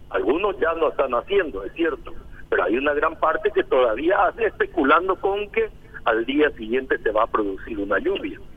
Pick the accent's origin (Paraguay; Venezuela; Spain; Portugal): Paraguay; O sea, somos todos paraguayos y nada de los paraguayos nos es ajeno.